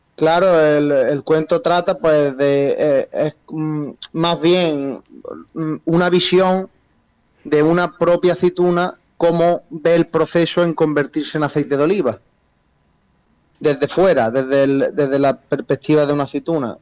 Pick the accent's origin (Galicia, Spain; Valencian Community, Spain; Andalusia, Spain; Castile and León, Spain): Andalusia, Spain; Jaén; los dos somos de Jaén